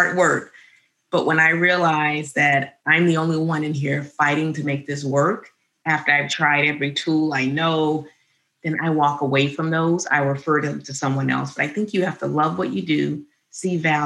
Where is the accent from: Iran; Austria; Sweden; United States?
United States; Birmingham, Alabama; We grew up in Alabama, Birmingham, Alabama